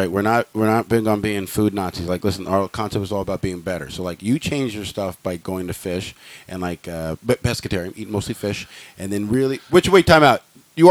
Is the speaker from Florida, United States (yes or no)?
no; California, United States; I grew up in California